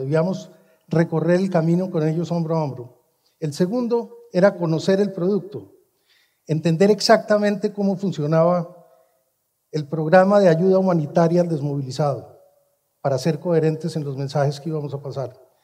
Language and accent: Spanish; Colombia; mi país, Colombia